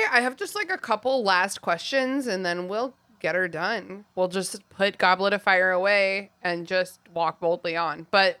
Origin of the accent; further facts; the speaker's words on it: England, United Kingdom; Maybe it's because I'm an English person, but I do feel like I could at least teach my kids to read, even though I'm not an educator.